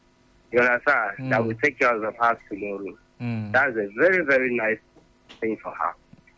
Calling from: Gudu, Federal Capital Territory, Nigeria; I'm calling from Gudu.

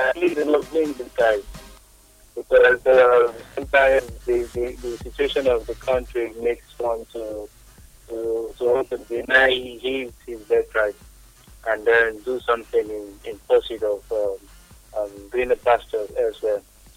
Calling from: Port Harcourt, Rivers State, Nigeria; I'm calling from Port Harcourt.

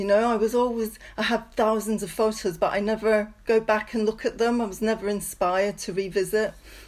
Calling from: Leamington Spa, West Midlands, United Kingdom; I'm calling from Leamington Spa in the UK.

